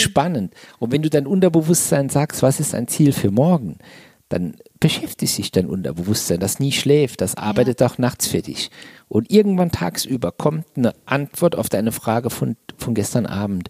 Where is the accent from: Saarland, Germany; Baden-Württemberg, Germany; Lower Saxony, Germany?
Saarland, Germany; Also ich komme aus dem Saarland und habe gedacht, mit dem Dialekt kannst du nie auf eine Bühne, da versteht dich kein Mensch